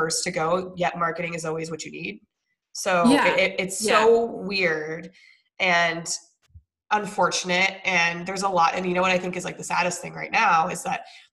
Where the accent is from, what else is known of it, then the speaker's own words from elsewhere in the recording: Colorado, United States; moved away; I'm originally from Colorado.